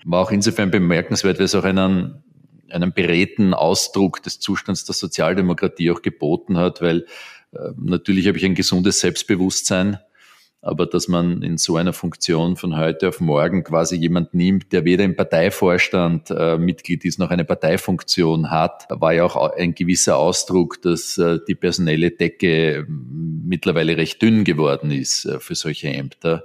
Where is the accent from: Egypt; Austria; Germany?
Austria; Vienna; Ich bin in Wien in Österreich aufgewachsen. Ich glaube, ein ziemlich typisches Exemplar eines Wieners.